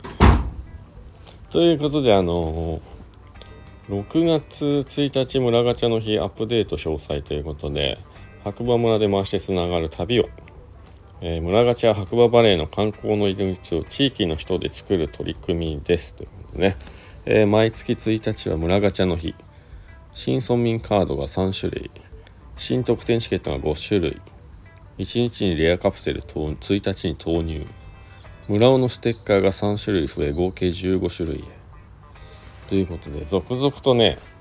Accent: Shizuoka, Japan; now in Hakuba, Japan; 自分の地元が静岡県なので

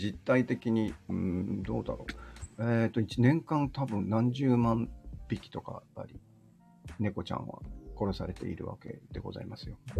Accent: Osaka, Japan; もともとあの、大阪人なんで、僕は。

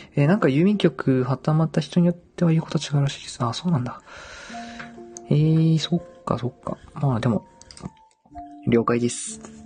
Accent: Dazaifu, Fukuoka, Japan; 僕は、出身がね、太宰府

